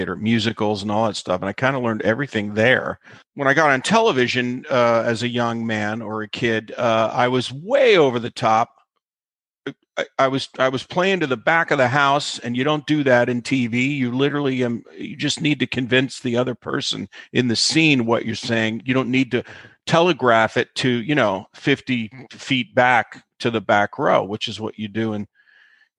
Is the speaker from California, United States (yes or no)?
no; South Central Pennsylvania, United States; moved away; I grew up in South Central Pennsylvania